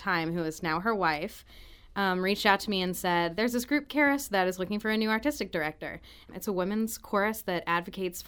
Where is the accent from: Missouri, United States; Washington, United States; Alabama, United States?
Missouri, United States; Farmington; I grew up in Farmington, Missouri. Small town, small feel, everything that you imagine that to be